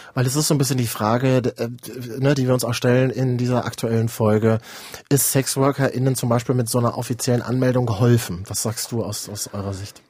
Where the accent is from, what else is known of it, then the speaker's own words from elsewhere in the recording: Berlin, Germany; Berlin ist eine große Stadt, aber ich bin auch Berliner